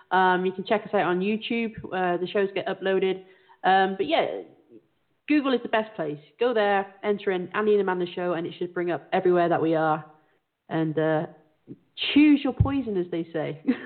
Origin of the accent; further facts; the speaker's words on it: south of England, United Kingdom; you have a lot of millionaires in my hometown